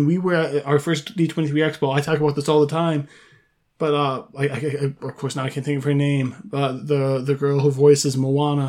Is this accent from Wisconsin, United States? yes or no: yes; Wisconsin, United States; moved away; I'm born and raised in Wisconsin, obviously not living there now